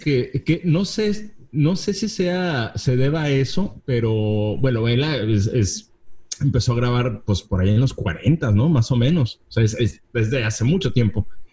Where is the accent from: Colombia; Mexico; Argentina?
Mexico; como mexicano podemos entender